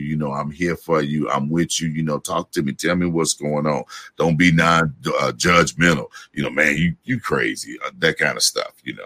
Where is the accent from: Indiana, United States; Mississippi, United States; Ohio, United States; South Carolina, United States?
Indiana, United States; Gary; I'm from Gary, Indiana